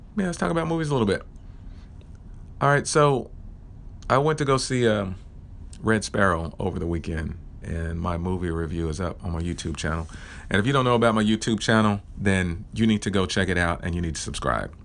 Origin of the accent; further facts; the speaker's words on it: Oklahoma, United States; I am from Oklahoma